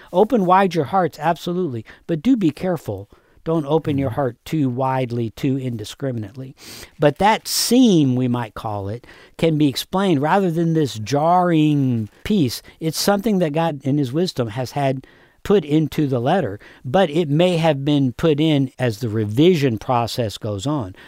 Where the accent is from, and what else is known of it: United States